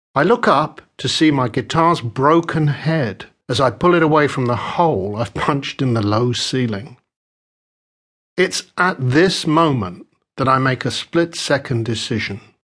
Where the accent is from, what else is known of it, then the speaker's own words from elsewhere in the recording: London, United Kingdom; I was born in West London just as the devastating Second World War came to a close.